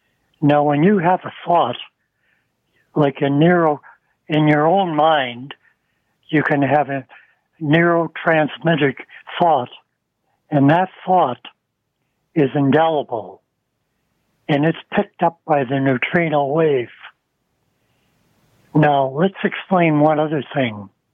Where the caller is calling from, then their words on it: Scarborough, Ontario, Canada; I'm from Scarborough.